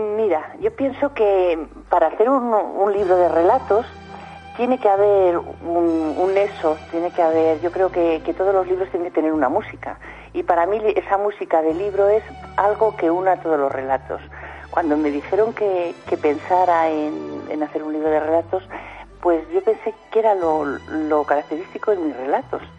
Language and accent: Spanish; Soria, Castile and León, Spain; yo no soy de pueblo, yo soy de, de Soria